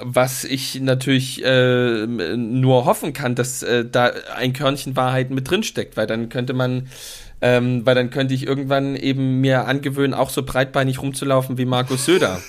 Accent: East Germany, Germany; als Ossi-Kind

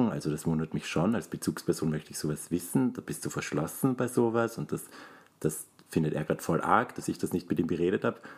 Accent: Graz, Styria, Austria; Ich bin Grazer, kein Steirer, ist ein Unterschied.

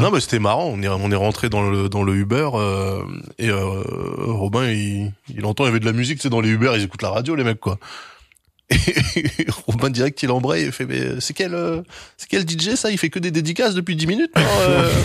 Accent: France; je suis français

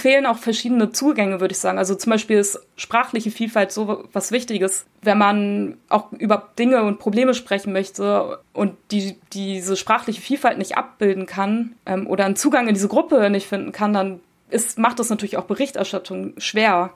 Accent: Germany; ich bin in Deutschland geboren und aufgewachsen, meine Eltern kommen aus der Türkei

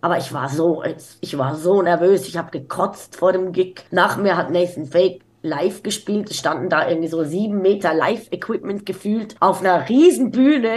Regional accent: Zurich, Switzerland; ich bin in der Innenstadt von Zürich groß geworden

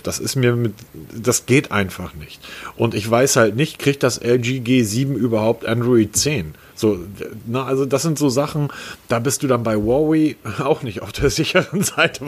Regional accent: Hamburg, Germany; dafür sind wir Hamburger ja weltweit bekannt, geschätzt und geliebt.

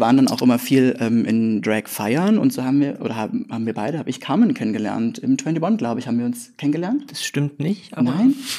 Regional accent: Leipzig area, Saxony, Germany; moved away as an adult; also born or lived in Grimma; now in Leipzig, Germany; ich komme aus dem Leipziger Umland, also Richtung, Richtung Dresden, ein ganz kleines Pupskaff mit 325,3 EinwohnerInnen

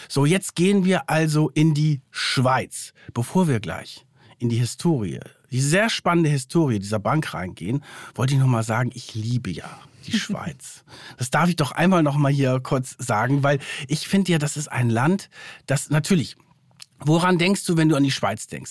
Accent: Germany; bei uns in Deutschland

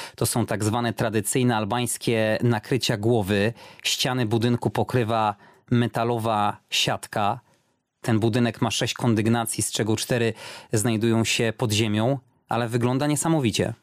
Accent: Poland; kiedy tylko usłyszeli, że z Polski

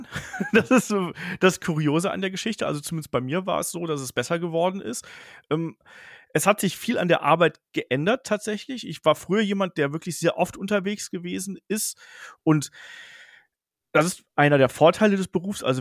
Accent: Bedburg, North Rhine-Westphalia, Germany; Ich bin im Rheinland aufgewachsen, äh, kleines Dorf irgendwo zwischen Kerpen, das kennt man so, Michael Schumacher, Bergheim, Lukas Podolski, also so da in der Region

